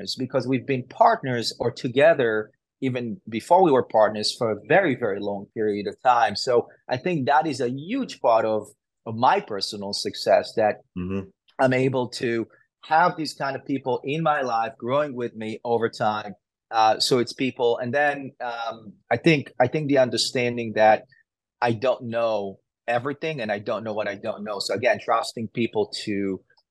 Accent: Israel; moved away as an adult; I grew up in Israel.

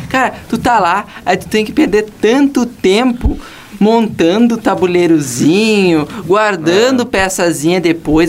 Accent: Uruguaiana, Rio Grande do Sul, Brazil; moved away; eu sou do Uruguaiana, não moro aqui

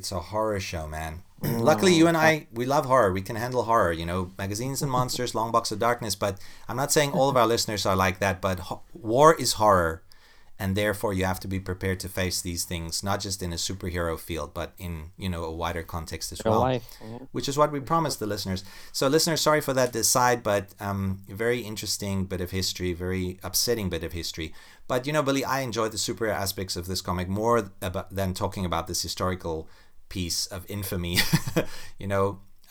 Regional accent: South Africa; I mean, I'm from South Africa.

